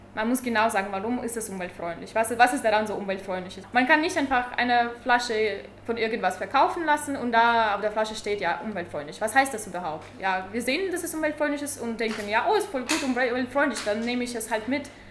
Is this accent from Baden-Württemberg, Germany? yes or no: yes; Tübingen, Baden-Württemberg, Germany; Ich komme aus Tübingen, studiere derzeit Friedensforschung.